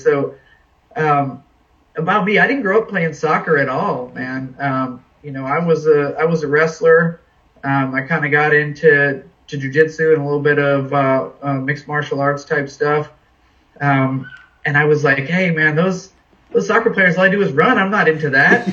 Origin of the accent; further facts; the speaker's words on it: New England, United States; now in Washington, D.C., United States; I'm kind of a New England guy. I was born in New England